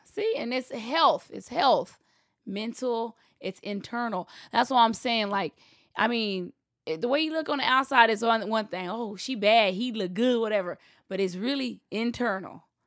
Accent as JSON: {"language": "English", "region": "Texas", "country": "United States", "said": "I'm from the South. I'm from Texas."}